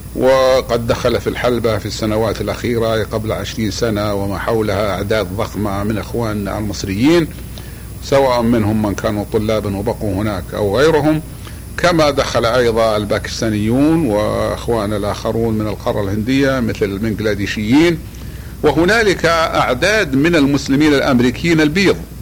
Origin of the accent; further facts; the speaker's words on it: Saudi Arabia; في بلادنا المملكة العربية السعودية